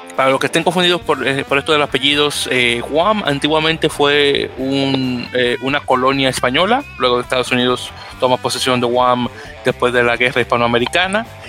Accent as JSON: {"language": "Spanish", "country": "Dominican Republic"}